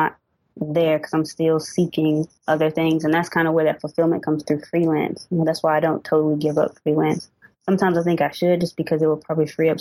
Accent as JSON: {"language": "English", "town": "Winston-Salem", "region": "North Carolina", "country": "United States", "also_born_or_lived": "Raleigh, North Carolina", "lives_now": "Charlotte, United States", "said": "I'm originally from Winston-Salem, so I'm only about like an hour away from home"}